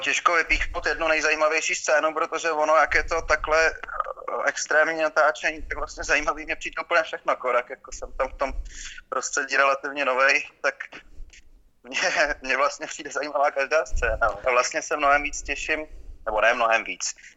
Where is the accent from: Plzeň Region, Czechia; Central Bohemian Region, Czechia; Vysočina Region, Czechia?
Central Bohemian Region, Czechia; just outside Prague, between Prague and Stará Boleslav; also born or lived in Jizera Mountains; Já jsem vyrůstal kousek za Prahou, mezi, mezi, mezi Prahou a Starou Boleslaví